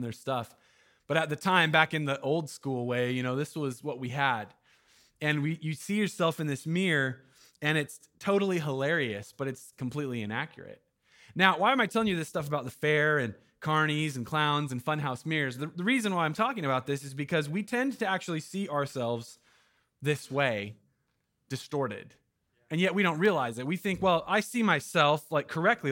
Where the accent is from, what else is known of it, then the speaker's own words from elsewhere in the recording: Jackson County, Southern Oregon, United States; now in Eugene, United States; I'm from Jackson County down in Southern Oregon